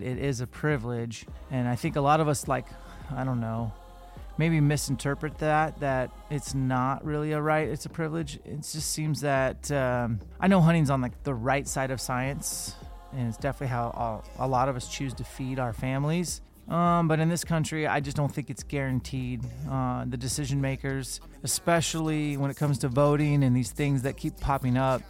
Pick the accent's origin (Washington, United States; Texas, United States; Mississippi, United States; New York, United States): Washington, United States; We're both Washingtonians